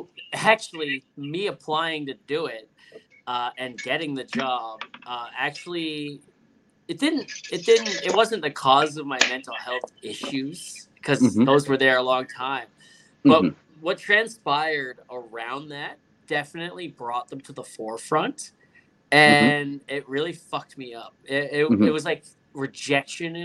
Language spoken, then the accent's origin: English; Hamilton, Ontario, Canada; Hamilton, my hometown.